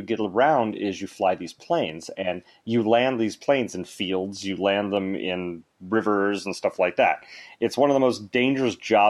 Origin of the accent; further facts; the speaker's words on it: Alaska, United States; Well, the funny thing is I was born in Alaska. We had that conversation, and my father was a bush pilot, so we flew all over Alaska.